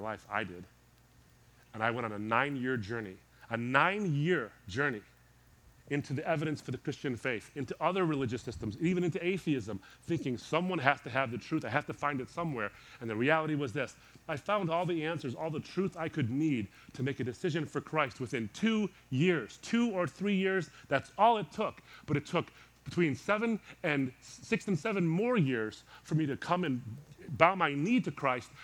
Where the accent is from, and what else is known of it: Detroit, Michigan, United States; born or raised there